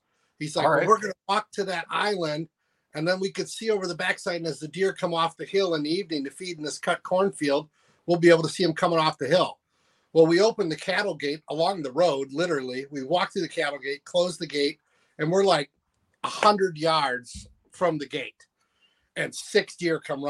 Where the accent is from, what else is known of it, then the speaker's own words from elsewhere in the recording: Poynette, Wisconsin, United States; also born or lived in Chicago, Illinois; I grew up on Poinette Lake, Wisconsin